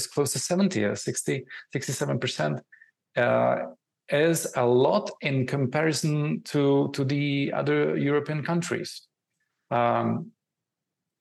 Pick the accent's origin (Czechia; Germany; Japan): Czechia; I'm coming from Czech Republic